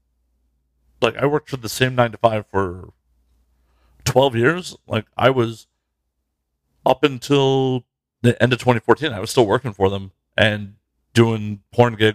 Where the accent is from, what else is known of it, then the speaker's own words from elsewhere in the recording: Chicago, Illinois, United States; I grew up in Chicago